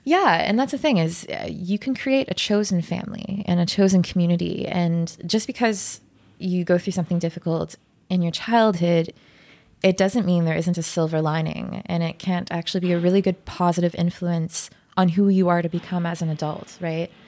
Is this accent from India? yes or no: no; Ottawa, Ontario, Canada; moved away; I'm from Ottawa